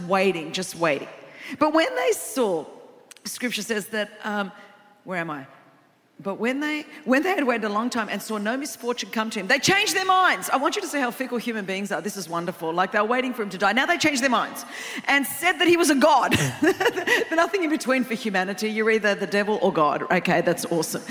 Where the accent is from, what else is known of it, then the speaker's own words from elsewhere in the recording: Australia; I'm from Australia